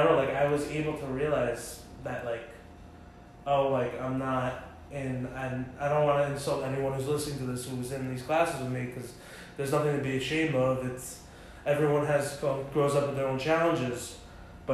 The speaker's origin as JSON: {"language": "English", "town": "Englewood", "region": "New Jersey", "country": "United States", "tie": "born or raised there", "said": "I grew up with David in Englewood, New Jersey"}